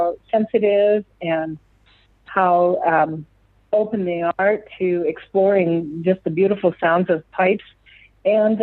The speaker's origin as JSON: {"language": "English", "town": "Lakefield", "region": "Minnesota", "country": "United States", "tie": "born or raised there", "moved": "yes", "lives_now": "Omaha, United States", "said": "growing up in Minnesota, in the northern part of the United States"}